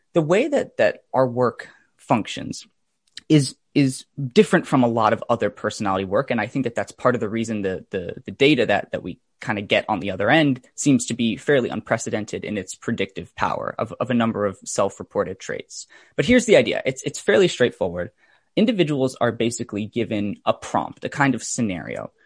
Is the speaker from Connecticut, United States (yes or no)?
yes; Fairfield County, Connecticut, United States; I grew up in, uh, Fairfield County in, in Connecticut, and I've actually lived there my whole life